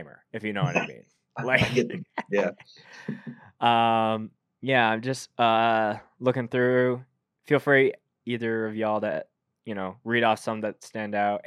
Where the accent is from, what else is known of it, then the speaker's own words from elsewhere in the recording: Canada; I can't really speak to it as a Canadian